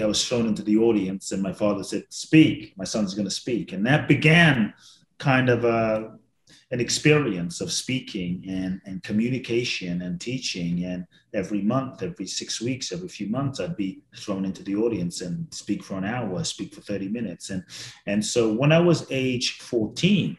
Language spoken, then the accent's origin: English; London, United Kingdom; growing up in London